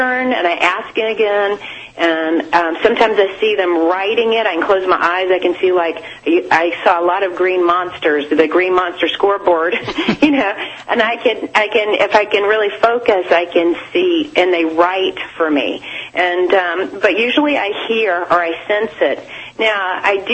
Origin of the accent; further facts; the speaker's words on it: Atlanta, Georgia, United States; moved away as an adult; now in South Coast, Massachusetts, United States; I'm not from here. I'm from Atlanta, and I moved here.